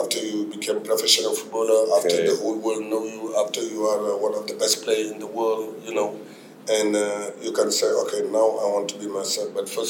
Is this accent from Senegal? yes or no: yes; Senegal; moved away as an adult; I come from Senegal. I born in Senegal.